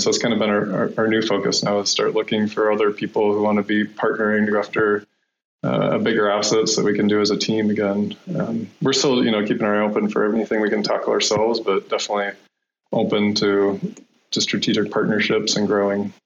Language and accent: English; Iowa, United States; moved away as an adult; now in Colorado, United States; I'm from actually from Iowa